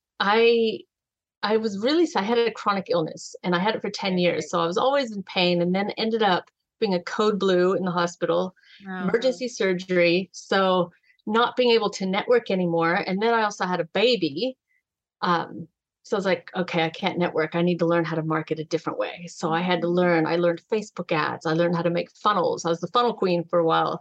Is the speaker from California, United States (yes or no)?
yes; California, United States; moved away as an adult; also born or lived in San Diego; now in Gold Coast, Australia; I am a California girl